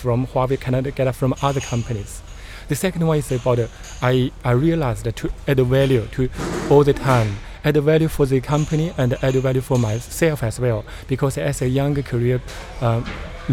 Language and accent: English; near Chairman Mao's hometown, Hunan, China; English is a second language; moved away as an adult; also born or lived in Beijing, China; now in Sydney, Australia; Okay, I grew up in South of China. Actually, it's the hometown of Chairman Mao. Only 1 hour bus away